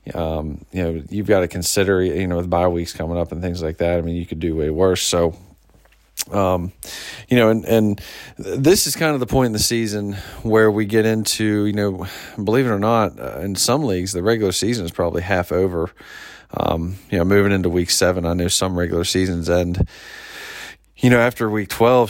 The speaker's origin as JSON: {"language": "English", "area": "near Pittsburgh", "region": "Pennsylvania", "country": "United States", "tie": "born or raised there", "moved": "yes", "lives_now": "Washington, D.C., United States", "said": "growing up near Pittsburgh"}